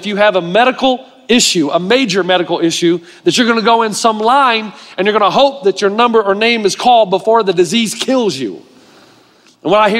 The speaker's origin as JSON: {"language": "English", "country": "United States", "moved": "as an adult", "said": "I bleed red, white, and blue, and that I am an American all the way through"}